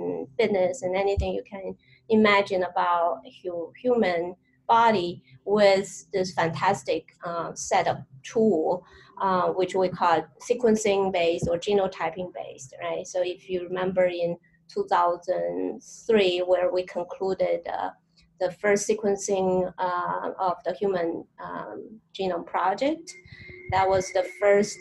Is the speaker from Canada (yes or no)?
no; Tianjin, China; moved away as an adult; also born or lived in Milwaukee, Wisconsin, United States; now in United States; I was brought up in northern China. My hometown is a beautiful harbor